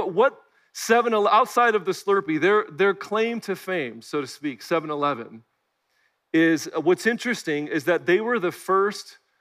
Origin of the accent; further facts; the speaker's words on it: Chicago, Illinois, United States; also born or lived in Bloomington-Normal, Illinois / Kalamazoo, Michigan; now in Nashville, United States; Growing up in the Chicagoland area, O'Hare Airport was my backyard